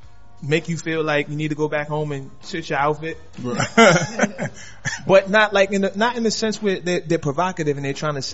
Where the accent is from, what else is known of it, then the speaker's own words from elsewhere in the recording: New York City, New York, United States; Harlem's own